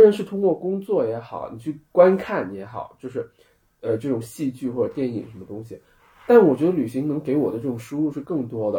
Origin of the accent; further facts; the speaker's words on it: Guangxi, China; moved away as an adult; now in Beijing, China; 我从小在广西长大，我们家背后就是稻田